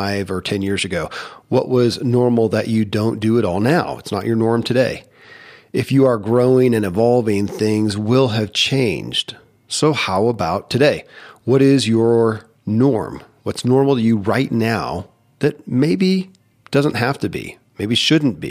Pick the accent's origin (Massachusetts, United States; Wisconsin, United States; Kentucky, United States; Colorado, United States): Kentucky, United States; born or raised there